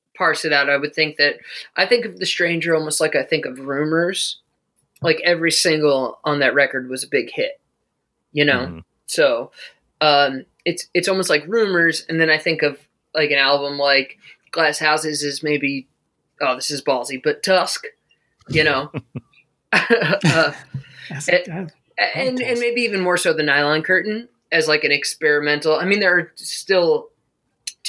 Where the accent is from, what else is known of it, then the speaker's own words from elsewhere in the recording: New York, United States; as a New Yorker